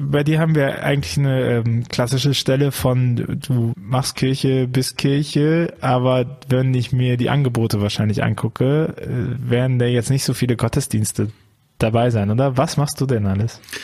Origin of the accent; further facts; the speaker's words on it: Bonn, North Rhine-Westphalia, Germany; Ich komme ja auch aus Bonn